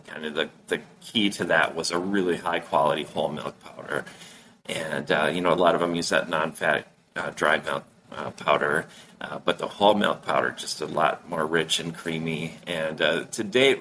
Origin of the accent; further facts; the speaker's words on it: Duluth, Minnesota, United States; my hometown here in Duluth, Minnesota